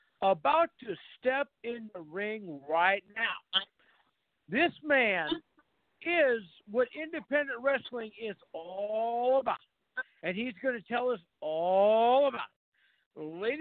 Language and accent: English; North Dakota, United States; I'm from North Dakota, so I have to sound things out sometimes.